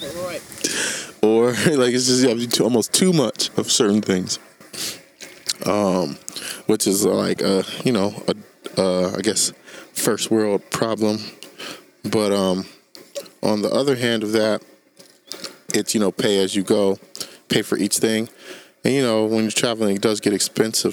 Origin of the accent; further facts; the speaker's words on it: Sacramento, California, United States; we're from Sacramento